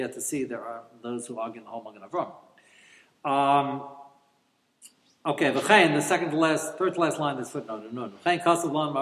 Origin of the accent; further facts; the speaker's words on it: United States; as I grew up in America